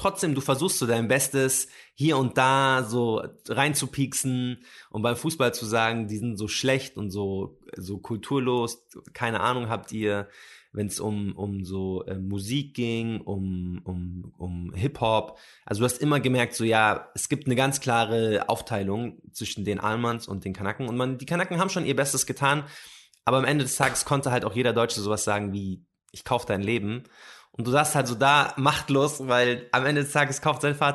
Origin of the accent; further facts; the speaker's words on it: Palestine; Was ist Arabien? Ich komme aus Palästina.